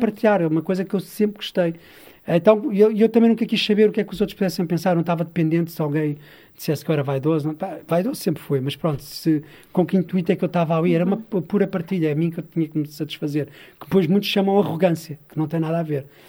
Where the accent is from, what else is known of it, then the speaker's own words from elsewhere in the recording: Sintra, Lisbon, Portugal; moved away as an adult; now in Mação, Portugal; Eu cresci em Sintra, numa, terra que é Algueirão